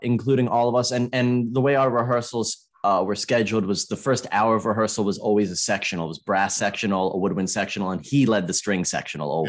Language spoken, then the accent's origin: English; Maryland, United States; growing up in America